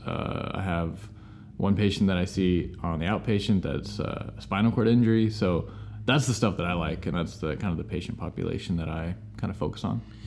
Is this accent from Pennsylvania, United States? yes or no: no; California, United States; moved away as an adult; now in Texas, United States; We're from California.